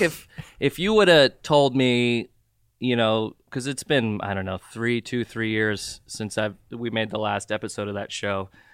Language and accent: English; Southern California, United States; also born or lived in Jordan / Saudi Arabia / Ventura County / Santa Monica; I grew up in Southern California for the most part. I've been here since ninety-three